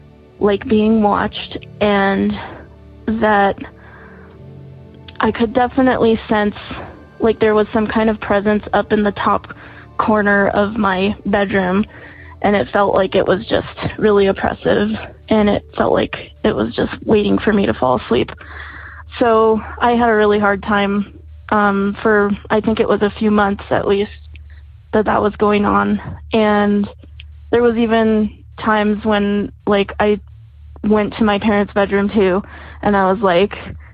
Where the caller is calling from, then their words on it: Santa Fe, New Mexico, United States; I'm calling from Santa Fe, New Mexico.